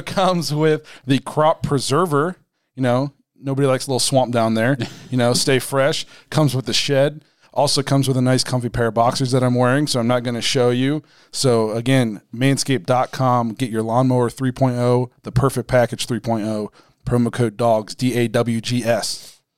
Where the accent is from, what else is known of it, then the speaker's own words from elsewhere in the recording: Dover, Ohio, United States; now in Canton, United States; we're at my hometown Dover, Philly